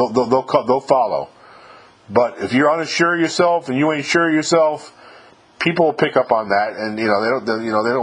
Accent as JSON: {"language": "English", "region": "New York", "country": "United States", "moved": "as an adult", "said": "I'm from New York myself"}